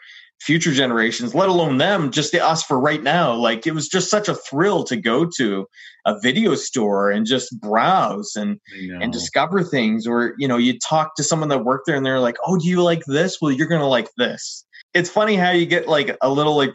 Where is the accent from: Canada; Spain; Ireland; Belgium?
Canada; Halifax, Nova Scotia; also born or lived in Lower Sackville; growing up in Lower Sackville until I moved to Halifax when I was five